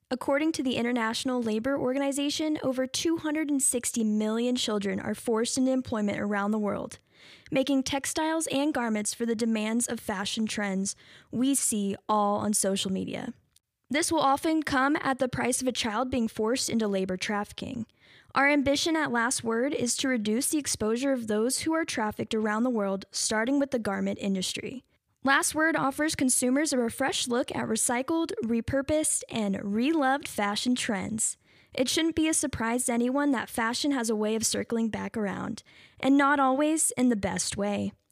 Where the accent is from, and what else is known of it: Louisville, United States; born or raised there